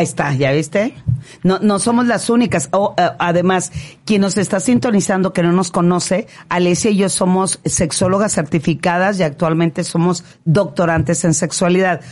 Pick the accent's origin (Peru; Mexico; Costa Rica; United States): Mexico; Culiacán, Sinaloa; moved away; also born or lived in Navolato; yo nací ahí en Culiacán, cerquita en un pueblo que se llama Sataya